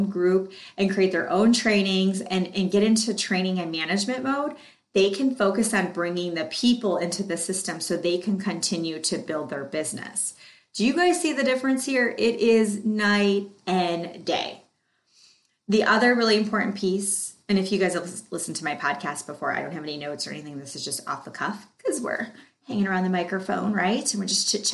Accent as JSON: {"language": "English", "region": "Michigan", "country": "United States", "tie": "born or raised there", "said": "I was born in Michigan"}